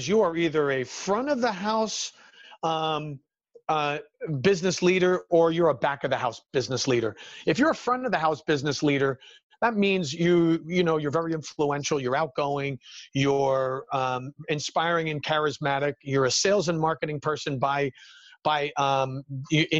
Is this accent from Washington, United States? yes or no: no; New Jersey, United States; born and raised in New Jersey, still here, still living in the Garden State